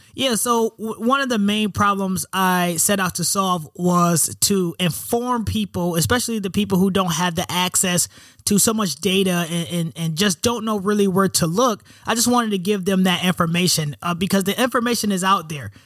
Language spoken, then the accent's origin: English; Rochester, New York, United States; moved away as an adult; also born or lived in West Coast; I'm from Rochester, New York. Um, you know, one of eight single parent household, you know, black single mother, uh, raised in the hood